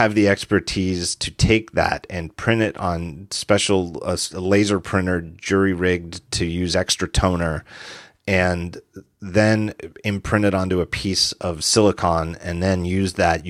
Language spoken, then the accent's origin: English; United States; I'm an American.